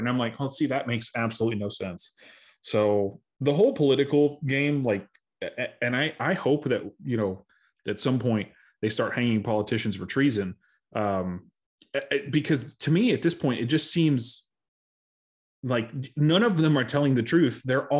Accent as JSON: {"language": "English", "region": "Arizona", "country": "United States", "said": "Cause I'm from Arizona. I have no idea who that person is."}